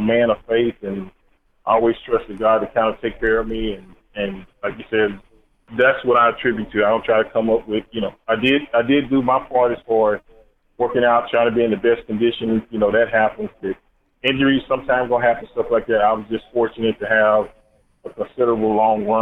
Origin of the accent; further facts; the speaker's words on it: Dallas, Texas, United States; I grew up in Dallas, big Cowboy fan